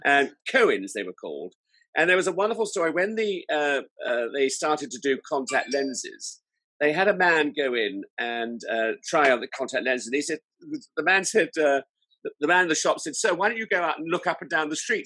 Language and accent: English; Salisbury, South West England, United Kingdom; I was brought up in Salisbury in Wiltshire